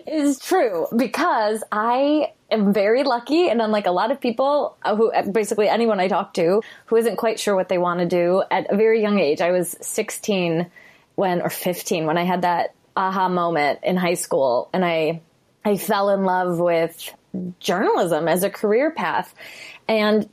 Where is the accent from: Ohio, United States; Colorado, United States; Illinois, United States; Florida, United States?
Illinois, United States; Chicago; I'm from Chicago